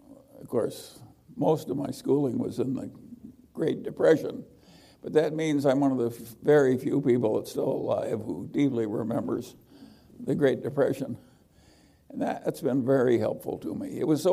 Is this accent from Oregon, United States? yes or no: no; Omaha, Nebraska, United States; well, yes, I really liked Omaha. It was a size where I knew a lot of the people who mattered and what they did. So I wasn't lost in a great metropolis.